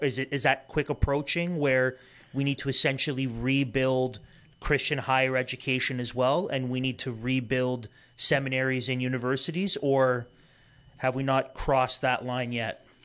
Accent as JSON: {"language": "English", "town": "Toronto", "region": "Ontario", "country": "Canada", "tie": "born or raised there", "said": "we grew up in Toronto"}